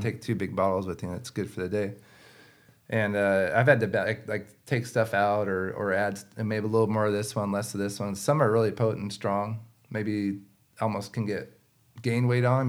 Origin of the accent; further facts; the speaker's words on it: West Coast, United States; growing up on the West Coast